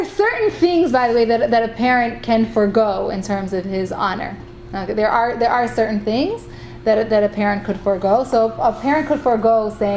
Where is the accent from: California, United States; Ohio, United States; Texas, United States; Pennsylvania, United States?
Ohio, United States; Cleveland; now in Israel; I grew up in Cleveland